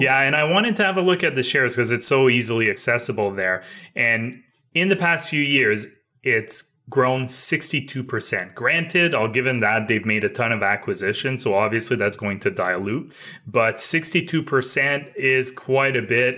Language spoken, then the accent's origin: English; Canada; as Canadian